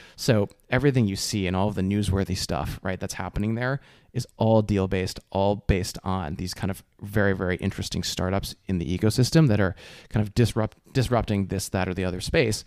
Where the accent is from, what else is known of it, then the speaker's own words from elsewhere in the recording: New Jersey, United States; moved away as an adult; also born or lived in Dartmouth, New Hampshire / San Francisco Bay Area; I grew up in Jersey.